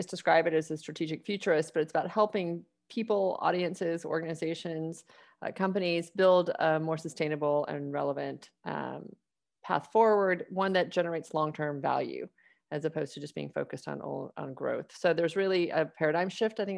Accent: Atlanta, Georgia, United States; now in Austin, United States; I grew up in Atlanta.

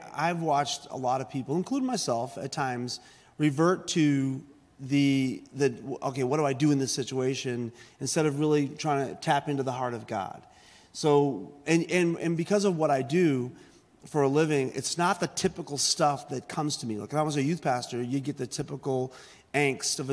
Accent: Boston, Massachusetts, United States; I grew up in South Boston, Massachusetts

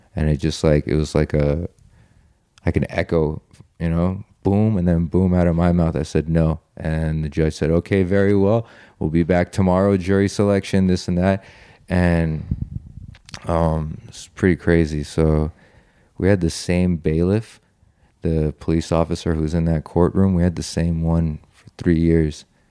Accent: Italy; moved away; also born or lived in Iran / California; I wanna go back to Italy, I wanna go back to my hometown

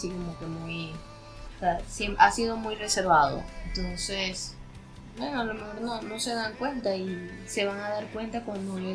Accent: Barquisimeto, Lara, Venezuela; moved away; Soy de Barquisimeto, Estado Lara, Venezuela pero yo me fui de Venezuela no por problemas económicos, busqué otra salida.

